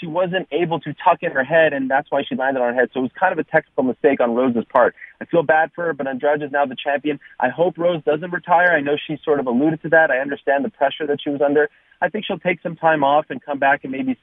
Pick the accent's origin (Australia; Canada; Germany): Canada; the prodigal son from my home country of Canada